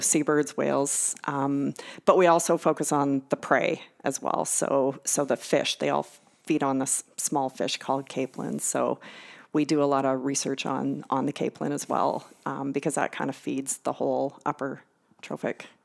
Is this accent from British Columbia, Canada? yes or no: yes; Victoria, British Columbia, Canada; moved away as an adult; also born or lived in Newfoundland; now in Winnipeg, Canada; University of Victoria, which is where I grew up in Victoria.